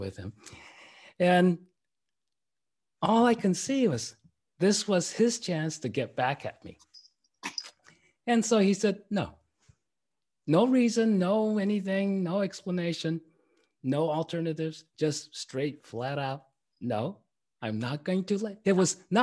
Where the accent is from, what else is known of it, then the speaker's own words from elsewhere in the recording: Tokyo, Japan; moved away as an adult; also born or lived in Berkeley, California; I was growing up in Tokyo, Japan